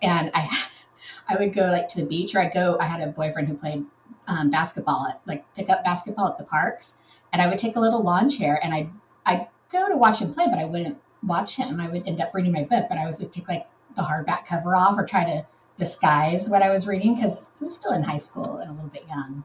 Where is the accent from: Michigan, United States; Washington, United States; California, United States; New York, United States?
California, United States; Southern; I'm from Southern California